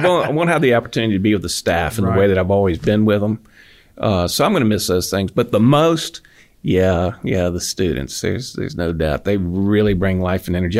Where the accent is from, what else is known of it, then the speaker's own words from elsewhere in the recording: Falls Church, Virginia, United States; now in Auburn, United States; I'm from Virginia. Oh. Yeah, I uh, grew up outside of the D.C. area in Falls Church